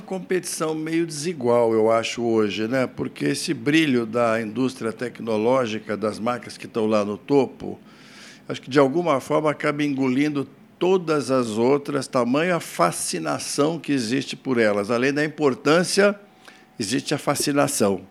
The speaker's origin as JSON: {"language": "Portuguese", "town": "Poços de Caldas", "region": "Minas Gerais", "country": "Brazil", "said": "eu sou de Poste Caldas"}